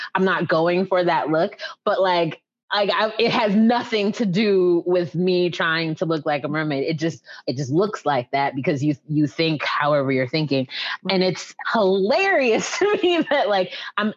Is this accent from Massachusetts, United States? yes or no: yes; Western Massachusetts, United States; moved away as an adult; also born or lived in Maryland / Boston, Massachusetts / Dallas, Texas; now in Atlanta, United States; we moved to Massachusetts when I was about five years old.